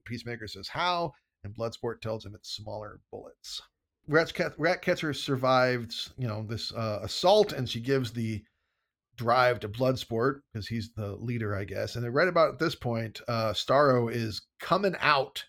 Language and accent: English; United States; I'm an American